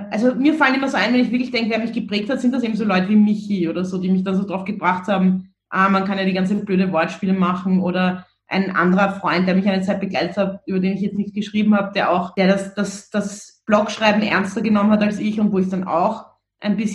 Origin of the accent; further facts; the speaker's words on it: Vienna, Austria; weil das auch so ein recht unverblümter, unbeschönigender Humor war, mit dem man irgendwie so aufgewachsen ist in Wien